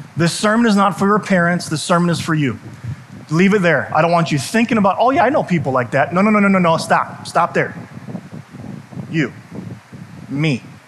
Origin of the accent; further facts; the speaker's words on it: United States; I'm proud of being American. I love being an American.